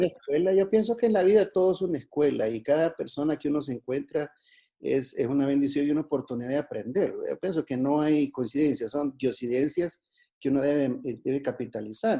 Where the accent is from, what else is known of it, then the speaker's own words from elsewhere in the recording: Juayúa, Sonsonate, El Salvador; soy de Juayúa